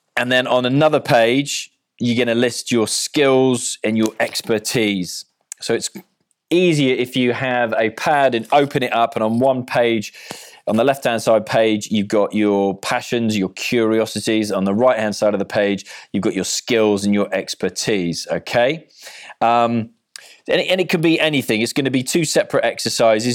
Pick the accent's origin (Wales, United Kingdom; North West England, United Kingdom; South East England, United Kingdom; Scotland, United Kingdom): Wales, United Kingdom; Cardiff; I'm from Cardiff, so I support Wales.